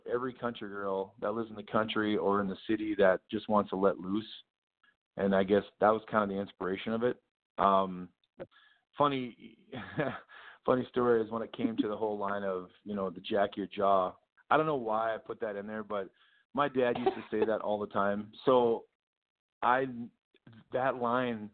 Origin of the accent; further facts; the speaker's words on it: Minnesota, United States; we're both from Minnesota too